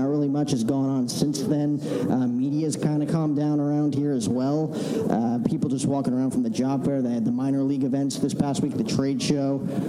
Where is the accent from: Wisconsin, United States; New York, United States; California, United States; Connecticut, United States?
New York, United States; New York area, United States; I'm from the New York area.